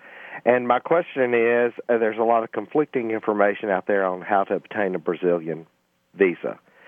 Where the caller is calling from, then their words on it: Mount Pleasant, Tennessee, United States; I'm calling from Mount Pleasant, Tennessee.